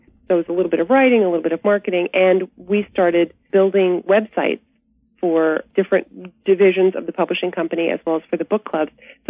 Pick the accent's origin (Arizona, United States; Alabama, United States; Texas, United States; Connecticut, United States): Alabama, United States; Birmingham; moved away as an adult; also born or lived in Atlanta, Georgia / New York City; I was born in Atlanta, Georgia, and raised in Birmingham, Alabama. But I went to New York City on a dance scholarship when I was 18.